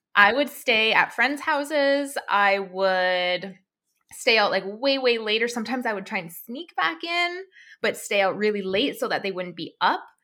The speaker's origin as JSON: {"language": "English", "region": "Alberta", "country": "Canada", "tie": "born or raised there", "said": "I, I'm from Canada. I grew up in a place, like a province called Alberta."}